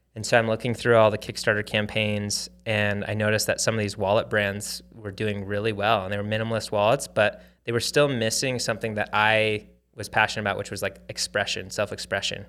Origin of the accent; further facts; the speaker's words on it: Arizona, United States; moved away as an adult; also born or lived in Hawaii; I grew up in Arizona